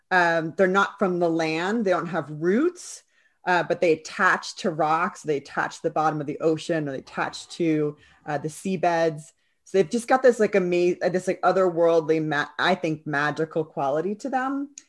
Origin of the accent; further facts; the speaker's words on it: New York, United States; now in London, United Kingdom; I grew up on the East Coast of New York. I live here in London.